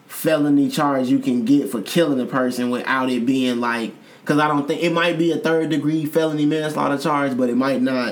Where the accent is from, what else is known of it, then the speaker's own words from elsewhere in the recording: Chicago, Illinois, United States; I'm from Chicago in 2021